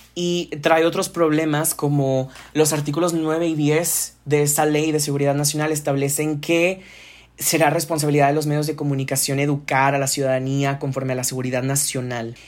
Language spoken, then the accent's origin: Spanish; Monterrey, Nuevo León, Mexico; acá en Monterrey, de donde soy